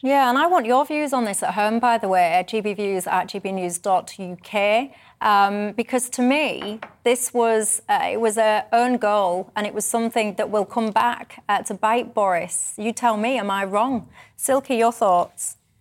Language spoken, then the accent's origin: English; the north of England, United Kingdom; I'm a Northerner